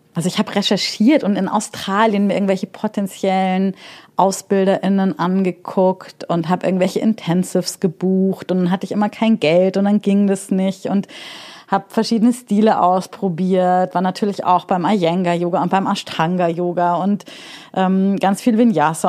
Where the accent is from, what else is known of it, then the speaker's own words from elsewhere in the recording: Munich, Bavaria, Germany; moved away as an adult; now in Berlin, Germany; ich komme ja aus München